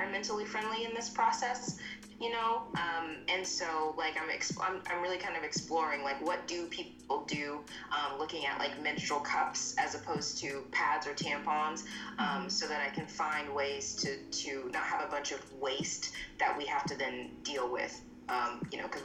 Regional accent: Texas, United States; I'm from Texas

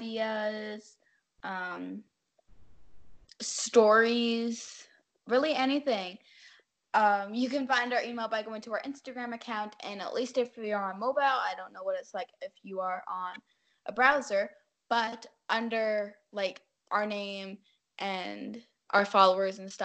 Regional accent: Canada; we're from Canada

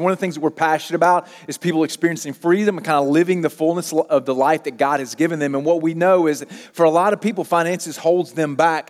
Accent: Mississippi, United States; moved away as an adult; I grew up in Mississippi.

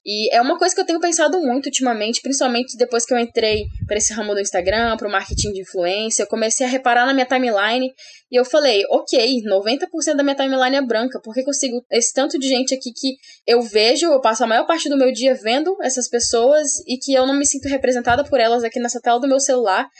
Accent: Rondônia, Brazil; also born or lived in Paraná; eu sou daqui de Rondônia, né? A maior parte da minha infância. Então, eu estudei aqui em Rondônia

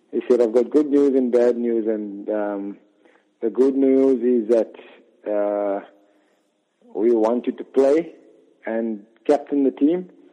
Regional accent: Port Elizabeth, Eastern Cape, South Africa; where I grew up in Port Elizabeth

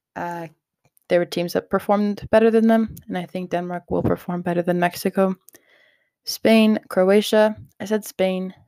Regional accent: Canada; as a Canadian

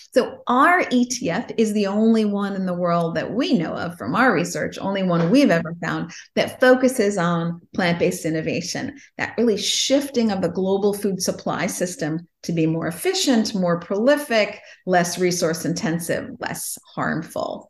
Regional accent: Chicago, Illinois, United States; also born or lived in Los Angeles; I grew up in Chicago

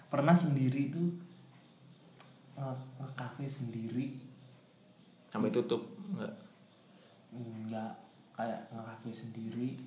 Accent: Tulungagung, East Java, Indonesia; pernah kemana ya di daerahku sih di Tulungagung

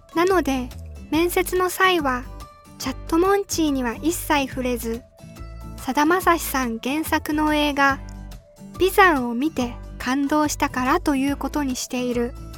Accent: Iwate, Japan; moved away as an adult; also born or lived in Tokushima; 自分は岩手県出身なのだけど

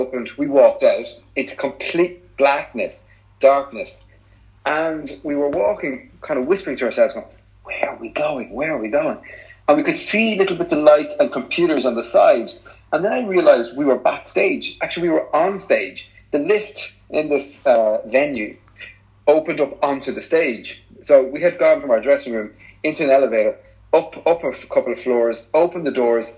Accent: Ireland; we're both Irish

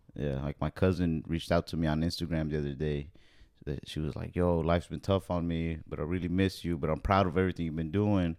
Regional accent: Texas, United States; I'm here from Texas.

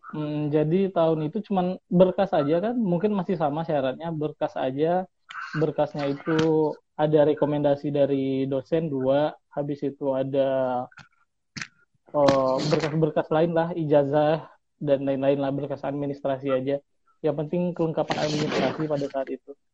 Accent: Bengkulu, Indonesia; asal dari Bengkulu uh, saya

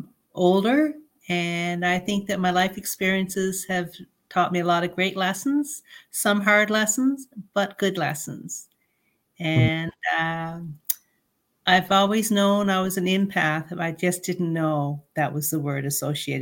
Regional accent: Canada; I'm a Canadian citizen. I'm very proud to be a Canadian citizen

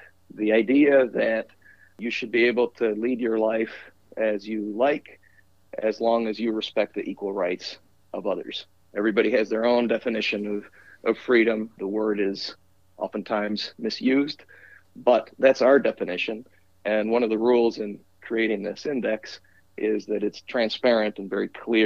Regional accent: Peru; also born or lived in Wisconsin; now in Washington, D.C., United States; I am originally from Peru

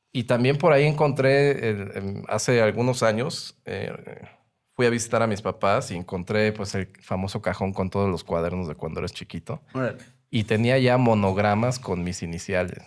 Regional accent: Mexico; soy diseñador gráfico mexicano

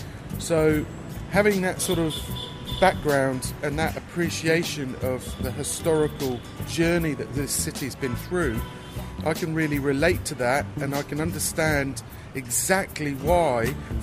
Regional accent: England, United Kingdom; born there; also born or lived in Sweden; I was born in England. My parents are New Zealanders.

